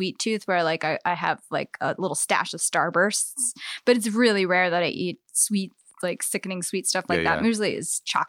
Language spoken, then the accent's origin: English; Eastern Shore, United States; growing up on the Eastern Shore, there's all these old houses, and like I always loved the idea of evil things sort of lurking around